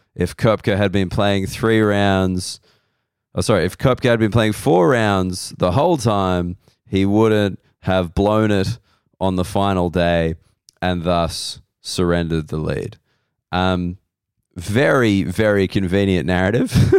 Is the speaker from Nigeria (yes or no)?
no; Australia; being an Australian male